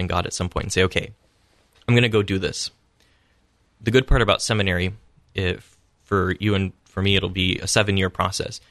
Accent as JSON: {"language": "English", "town": "Columbus", "region": "Ohio", "country": "United States", "tie": "born or raised there", "said": "I grew up in Immaculate Conception Parish in Clintonville here in Columbus"}